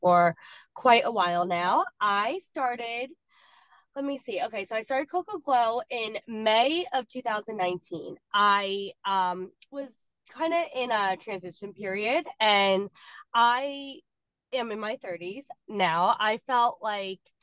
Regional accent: New Jersey, United States; I'm from New Jersey

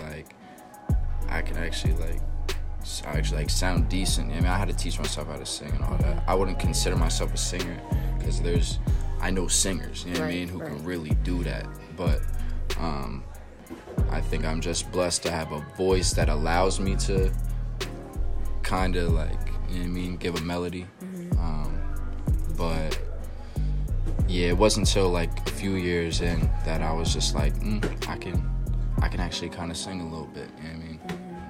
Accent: Harrisburg, Pennsylvania, United States; I was born and raised in Harrisburg Hospital.

